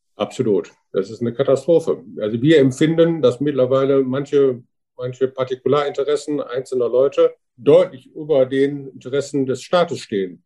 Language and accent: German; Wuppertal, North Rhine-Westphalia, Germany; Ich komme aus Wuppertal